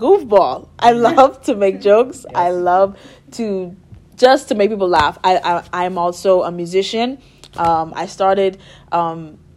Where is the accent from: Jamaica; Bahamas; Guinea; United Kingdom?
Bahamas; Nassau, New Providence; moved away as an adult; I'm from Nassau, Bahamas